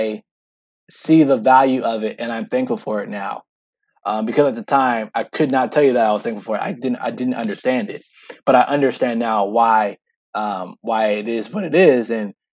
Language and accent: English; Sacramento, California, United States; moved away as an adult; also born or lived in Atlanta, Georgia; now in Eugene, United States; Lived my entire life, born and raised in Sacramento.